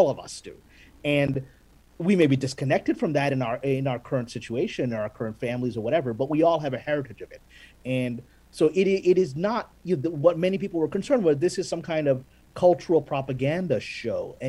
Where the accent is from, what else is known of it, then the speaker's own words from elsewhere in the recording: Pakistan; now in United States; I'm Pakistani. I was born in Pakistan, Pakistani American